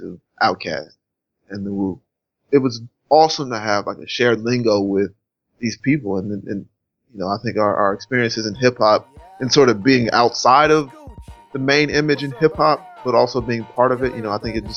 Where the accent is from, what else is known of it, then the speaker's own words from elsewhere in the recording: Charlotte, North Carolina, United States; also born or lived in Rocky Mount, North Carolina; I spent those first 10 years in Charlotte